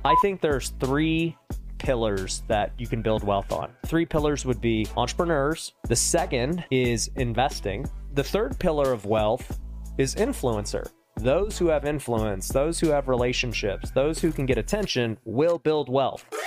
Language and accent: English; Las Vegas, Nevada, United States; I was born and raised out here in Vegas where we're